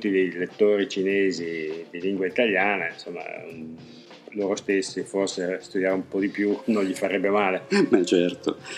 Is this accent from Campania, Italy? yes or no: no; Verona, Veneto, Italy; now in China; Io per esempio vengo da Verona che nel suo piccolo è